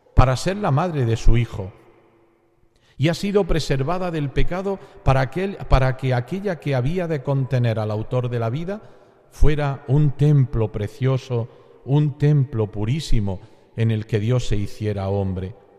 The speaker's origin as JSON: {"language": "Spanish", "region": "Andalusia", "country": "Spain", "said": "como buen andaluz"}